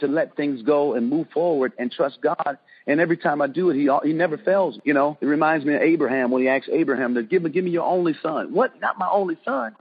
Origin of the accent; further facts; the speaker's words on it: Detroit, Michigan, United States; moved away; I'm from Detroit